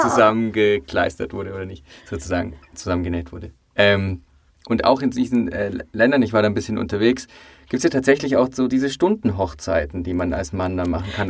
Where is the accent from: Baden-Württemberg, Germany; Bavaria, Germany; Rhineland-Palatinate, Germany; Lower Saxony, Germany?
Bavaria, Germany; ich als Bayer weiß das bei uns, äh, in Bayern